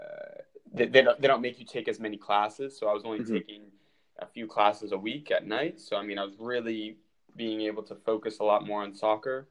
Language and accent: English; Fairfax, Virginia, United States; moved away as an adult; also born or lived in Buffalo, New York / Sweden; I'm from Fairfax, Virginia. And growing up, I played for a club called Premier AC, which is in Falls Church, Virginia